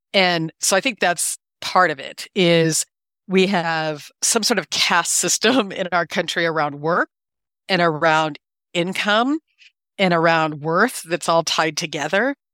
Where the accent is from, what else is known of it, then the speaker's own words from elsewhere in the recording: Iowa, United States; I was born and raised in Iowa